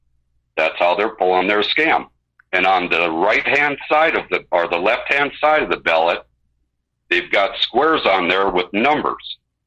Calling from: Montana, United States; in Montana.

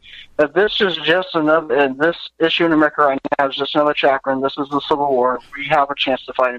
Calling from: Gainesville, Florida, United States; from Gainesville, Florida.

